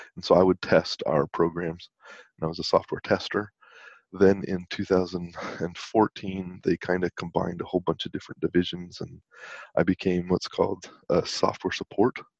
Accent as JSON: {"language": "English", "town": "West Valley City", "region": "Utah", "country": "United States", "tie": "born or raised there", "said": "I grew up in West Valley City"}